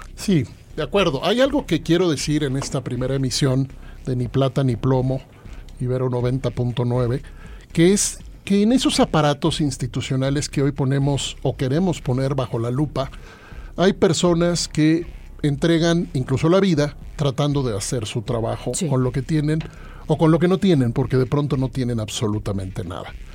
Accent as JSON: {"language": "Spanish", "region": "Mexico City", "country": "Mexico", "said": "Yo soy chilango"}